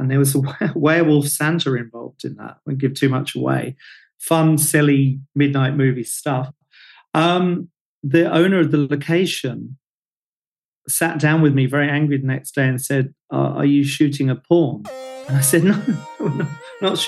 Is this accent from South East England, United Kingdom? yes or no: yes; Hastings, South East England, United Kingdom; I'm from Hastings